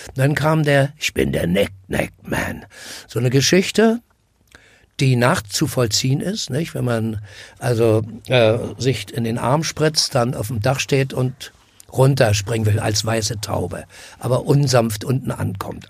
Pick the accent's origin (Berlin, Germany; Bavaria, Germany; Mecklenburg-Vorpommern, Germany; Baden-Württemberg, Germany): Berlin, Germany; bin am Karl-Marx-Platz groß geworden